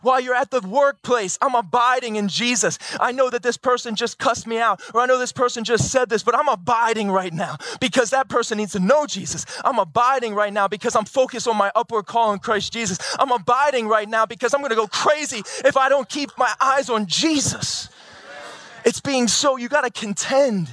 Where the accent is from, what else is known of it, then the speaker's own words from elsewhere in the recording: Baltimore, Maryland, United States; I'm from Baltimore